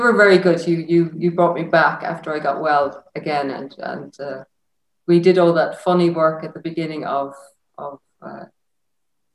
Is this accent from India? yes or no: no; Enniscrone, Connacht, Ireland; I'm from Enniscrone, across Sligo, from the beach.